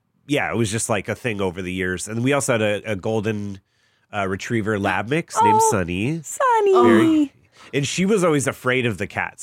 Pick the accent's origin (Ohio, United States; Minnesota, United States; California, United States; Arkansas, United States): California, United States; Orange County; I grew up in Orange County